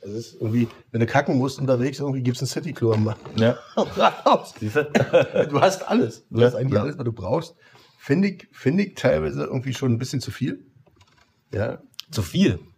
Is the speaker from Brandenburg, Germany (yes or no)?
yes; Potsdam, Brandenburg, Germany; ich hatte natürlich auch in Babelsberg, in meiner Heimat, hatte ich auch schöne Momente